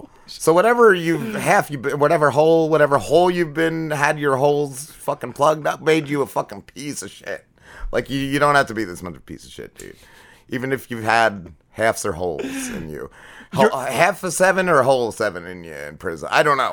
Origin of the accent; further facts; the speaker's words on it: New Jersey, United States; I'm from North Jersey